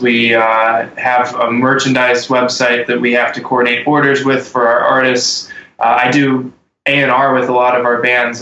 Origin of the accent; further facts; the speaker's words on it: Texas, United States; now in Ohio, United States; I was born in Texas.